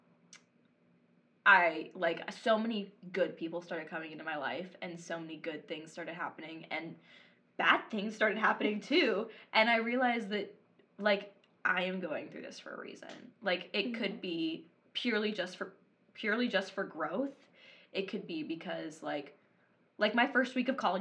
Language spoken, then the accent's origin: English; the Bible Belt, United States; moved away as an adult; I'm from the Bible Belt